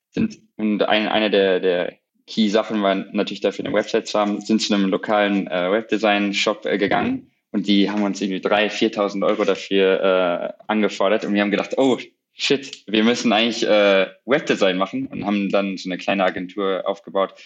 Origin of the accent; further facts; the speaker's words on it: Borken, North Rhine-Westphalia, Germany; moved away as an adult; also born or lived in Cambridge, England; now in New York, United States; ich komme aus einem kleinen Dorf im Münsterland, Borken, ungefähr, sag ich mal, 45 Minuten von Münster entfernt